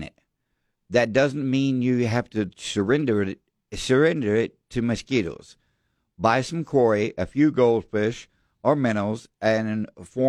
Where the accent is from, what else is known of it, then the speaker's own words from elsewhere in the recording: Devine, Texas, United States; we were growing up in Devine